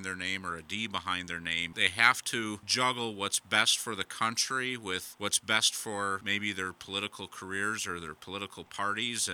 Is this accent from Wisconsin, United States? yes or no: yes; Wisconsin, United States; I'm from Wisconsin. There was a lot of upheaval here